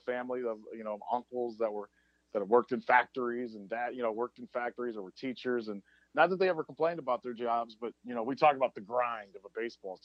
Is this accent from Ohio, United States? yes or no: yes; Akron, Ohio, United States; I'm a guy from Akron